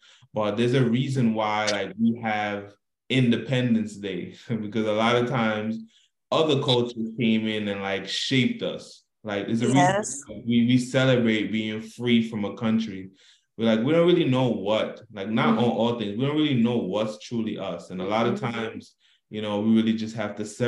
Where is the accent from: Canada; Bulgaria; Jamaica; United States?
Jamaica; I love being Jamaican